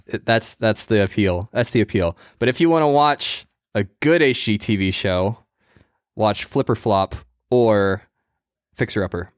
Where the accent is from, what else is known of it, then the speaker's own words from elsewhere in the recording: United States; I'm American